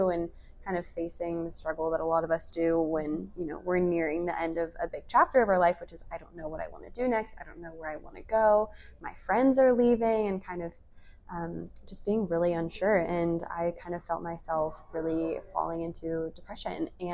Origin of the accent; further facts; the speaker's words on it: Coppell, Texas, United States; I'm from Coppell, Texas